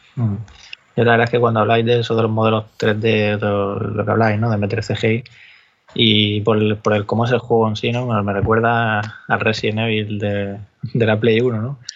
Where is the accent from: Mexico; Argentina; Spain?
Spain; Cartagena, Region of Murcia; De ahí soy yo, de Cartagena.